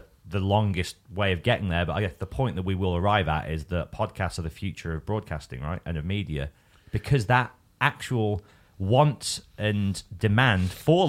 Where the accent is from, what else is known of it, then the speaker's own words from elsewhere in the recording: Birmingham, West Midlands, United Kingdom; now in London, United Kingdom; I'm from Birmingham and Kerrang was based in Birmingham, so I could live at home with my mum, free of rent.